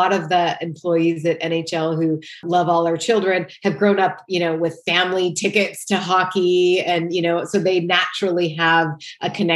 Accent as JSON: {"language": "English", "town": "Great Falls", "region": "Montana", "country": "United States", "tie": "born or raised there", "also_born_or_lived": "Boulder, Colorado", "moved": "as an adult", "said": "I grew up in Great Falls, Montana"}